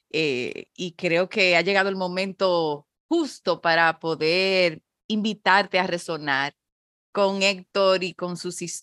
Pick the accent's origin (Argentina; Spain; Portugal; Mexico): Mexico; now in Dominican Republic; soy mexicano y, mm, eh, vibro con estos sabores y me, encanta poder eh, satisfacer a la gente de mi tierra con, con estos sabores, que, aún fuera de ella.